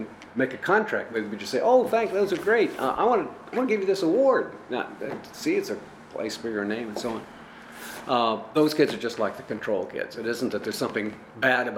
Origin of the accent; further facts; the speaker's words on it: El Paso, Texas, United States; I grew up in El Paso, Texas